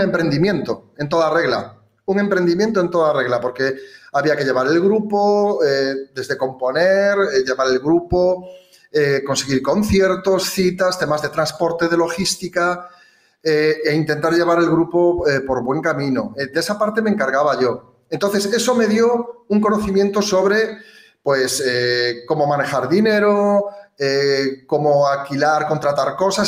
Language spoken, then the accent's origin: Spanish; province of Ourense, Galicia, Spain; now in Gran Canaria, Spain; gallego de nacimiento, de la provincia de Ourense